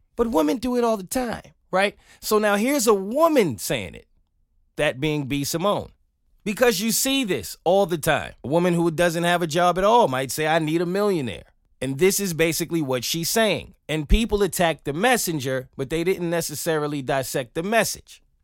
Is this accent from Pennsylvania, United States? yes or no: no; New York, United States; as a New Yorker